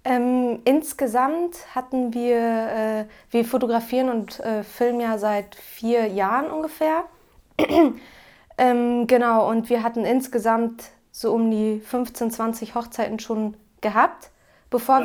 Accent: Cloppenburg, Lower Saxony, Germany; Wir kommen aus Kloppenburg, das liegt an der A1 zwischen Bremen und Osnabrück

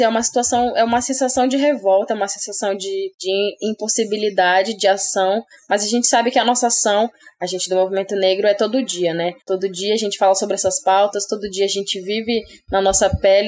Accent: Rondônia, Brazil; also born or lived in Paraná; eu sou daqui de Rondônia, né? A maior parte da minha infância. Então, eu estudei aqui em Rondônia

